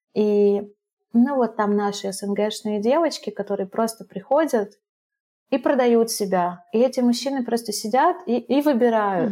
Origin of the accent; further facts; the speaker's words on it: Russia; moved away as an adult; also born or lived in Ivano-Frankivsk, Ukraine / Sri Lanka / Dubai, United Arab Emirates / Brazil; мы жили там до моих трех лет, потом, когда распался Союз, через пару лет мы переехали э, в Россию к маминой семье